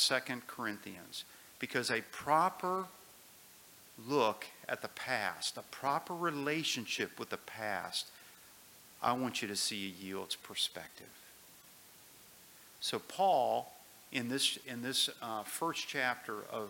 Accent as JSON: {"language": "English", "country": "United States", "tie": "born or raised there", "said": "I grew up on the Ohio River"}